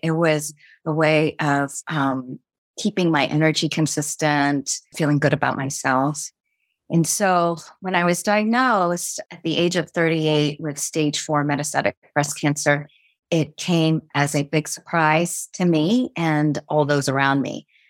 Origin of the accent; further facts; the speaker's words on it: United States; I was born and raised in the States